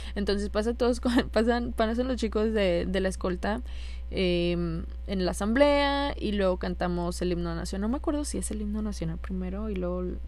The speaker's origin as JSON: {"language": "Spanish", "town": "Monterrey", "region": "Nuevo León", "country": "Mexico"}